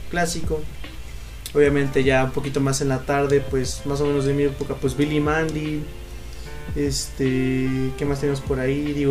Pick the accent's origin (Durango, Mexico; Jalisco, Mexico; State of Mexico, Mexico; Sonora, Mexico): State of Mexico, Mexico; yo soy originario del Estado de México. Y vivía pues, en el Estado de México.